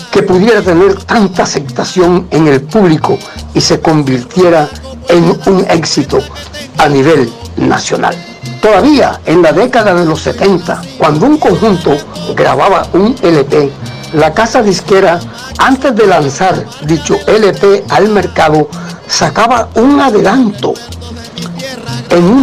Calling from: Cartagena, Bolívar, Colombia; Especial para voces y acordeones de mi tierra. Los saluda desde Cartagena, Colombia, su corresponsal

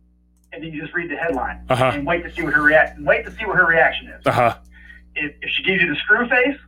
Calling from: North Carolina, United States; I'm calling from North Carolina

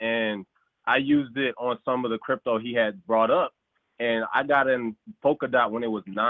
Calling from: Woodbridge, Virginia, United States; I'm calling from Woodbridge, Virginia.

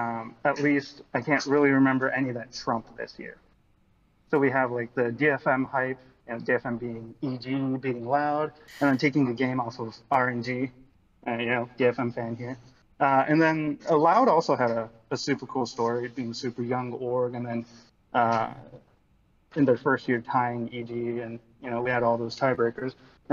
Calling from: Japan; From Japan.

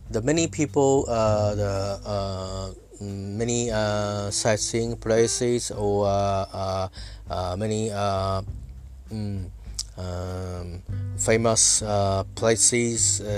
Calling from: Japan; I'm talking from Japan uh, at my home.

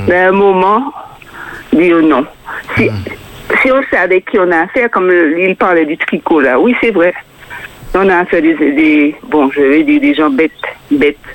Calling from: Fort-de-France, Martinique; Je suis de Fort-de-France

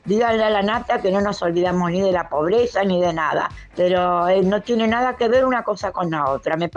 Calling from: Palermo, Buenos Aires, Argentina; Contacto Digital, buenas tardes, soy … de Palermo.

